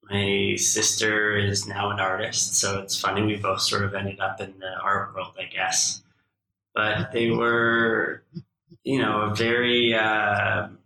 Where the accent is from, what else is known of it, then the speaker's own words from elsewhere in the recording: Saskatoon, Saskatchewan, Canada; I think mostly my very close friends who I grew up with definitely pulled me out of my shell growing up in Saskatoon.